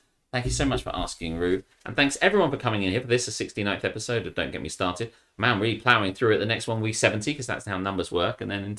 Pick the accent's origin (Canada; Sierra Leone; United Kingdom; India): United Kingdom; I'm too British for that shit. I'm too British for that shit, too lazy to cook.